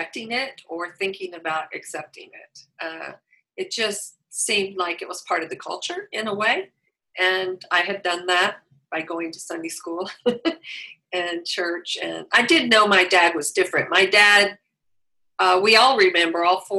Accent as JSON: {"language": "English", "town": "Wichita Falls", "region": "Texas", "country": "United States", "tie": "born or raised there", "also_born_or_lived": "Los Angeles area, California / Kansas", "moved": "as an adult", "lives_now": "Claremont, United States", "said": "I grew up in Wichita Falls, Texas"}